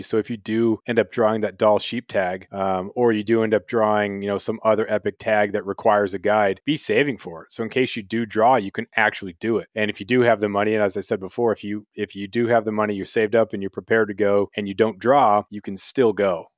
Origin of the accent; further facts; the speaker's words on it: Prince of Wales Island, Southeast Alaska, United States; also born or lived in Colorado / Ketchikan, Alaska; Moved up to, uh, Southeast Alaska, Prince of Wales Island when I was five. My parents moved up from Colorado.